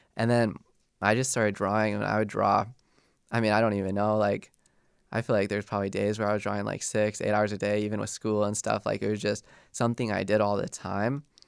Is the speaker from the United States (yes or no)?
yes; Golden, Colorado, United States; moved away as an adult; I grew up in Golden my whole life.